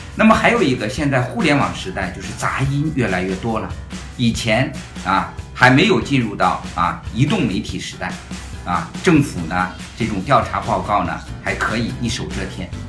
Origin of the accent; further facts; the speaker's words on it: China; 也就是我们中国人的诚信消费又一次遇到了挑战